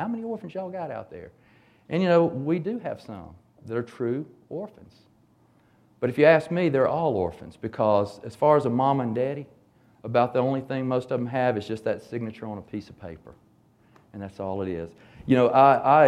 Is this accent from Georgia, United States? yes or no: yes; Hapeville, Georgia, United States; when I was growing up in Hapeville in the 60s